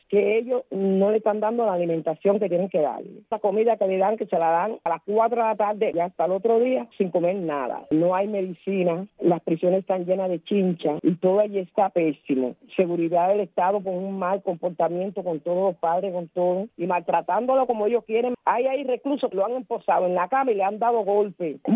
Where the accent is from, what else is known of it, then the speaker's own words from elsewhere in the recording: Cuba; en mi país, bueno, los cubanos tenemos claro que tenemos que salir de la dictadura.